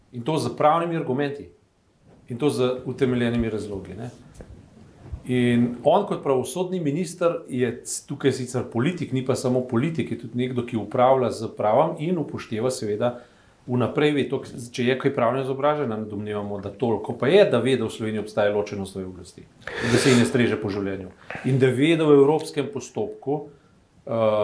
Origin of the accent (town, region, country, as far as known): Slovenia